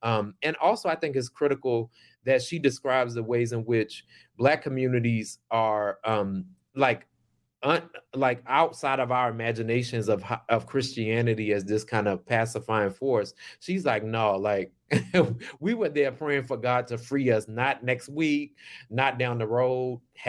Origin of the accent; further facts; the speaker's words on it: Tappahannock, Virginia, United States; I'm born and raised in the Tidewater in Essex County, Tappahannock, Virginia. I grew up. And also, I have family in Philadelphia